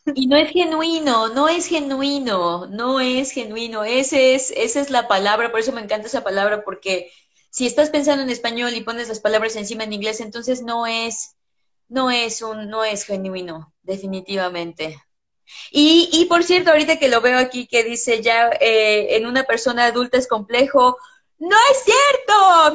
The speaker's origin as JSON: {"language": "Spanish", "country": "Mexico", "first_language": "English", "said": "mi experiencia como mujer mexicana"}